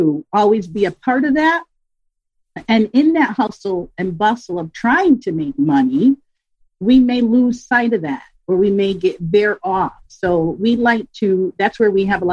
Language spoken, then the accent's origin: English; Connecticut, United States; also born or lived in Pocono Mountains, Pennsylvania; now in Pennsylvania, United States; I am from Connecticut, but I am based in Pennsylvania right now in the Pocono Mountain area